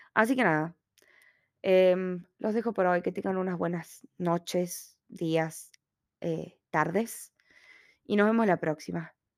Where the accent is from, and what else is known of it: Argentina; moved away as an adult; now in Australia